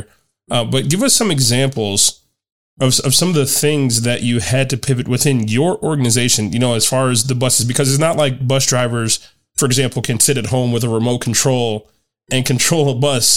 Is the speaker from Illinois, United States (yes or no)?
yes; Chicago, Illinois, United States; moved away; my hometown of Chicago